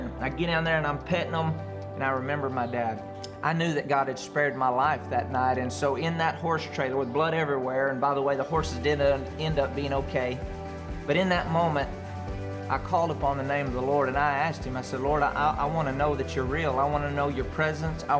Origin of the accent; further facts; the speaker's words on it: Andrews, Texas, United States; I grew up in Andrews, Texas, in a great family